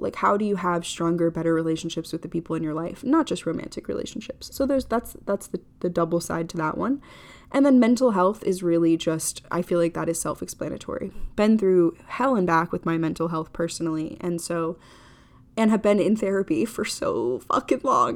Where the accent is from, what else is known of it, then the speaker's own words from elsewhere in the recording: Florida, United States; I grew up in Florida.